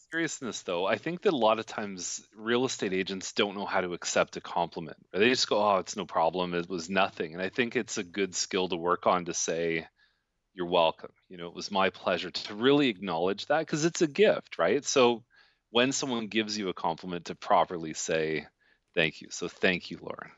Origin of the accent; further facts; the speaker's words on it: Toronto, Ontario, Canada; now in Milton, Canada; I grew up in Toronto.